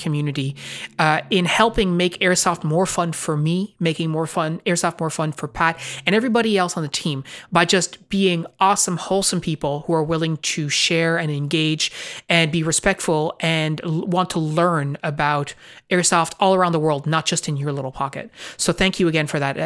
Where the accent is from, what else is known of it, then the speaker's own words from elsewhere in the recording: Newfoundland and Labrador, Canada; we are from Newfoundland, Canada.